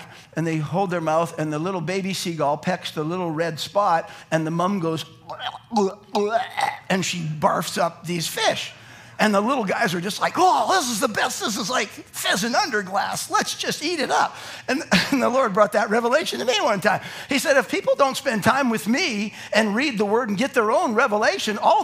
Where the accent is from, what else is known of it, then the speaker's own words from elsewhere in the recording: Calgary, Alberta, Canada; I grew up in Calgary, where everyone was white.